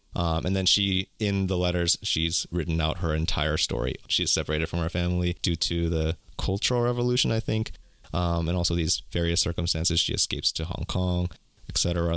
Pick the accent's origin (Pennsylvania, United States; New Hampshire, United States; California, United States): California, United States; also born or lived in South Korea; I was born in California, lived my entire life in America